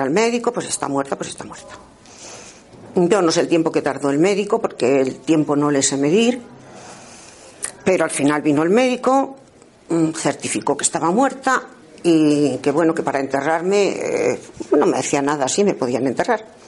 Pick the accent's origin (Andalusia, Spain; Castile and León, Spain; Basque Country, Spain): Castile and León, Spain; nací en un pueblo pequeñito de la provincia de Ávila